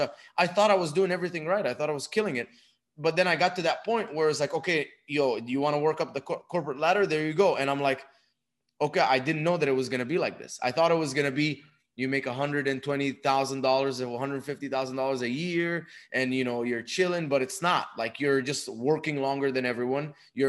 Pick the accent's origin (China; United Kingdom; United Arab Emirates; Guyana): United Arab Emirates; Dubai; moved away as an adult; also born or lived in Egypt; now in United States; I was born in Egypt, raised in Dubai. When I was 18, moved to the United States for college